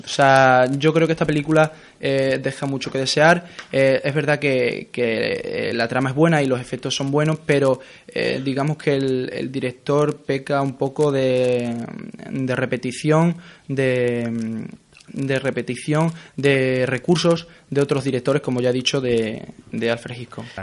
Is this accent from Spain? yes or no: yes; Spain; somos españoles